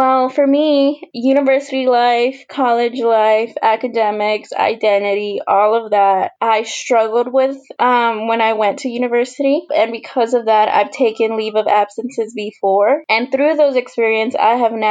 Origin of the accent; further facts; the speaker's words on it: Houston, Texas, United States; I'm originally from Houston, Texas, but my family immigrated from El Salvador in the 80s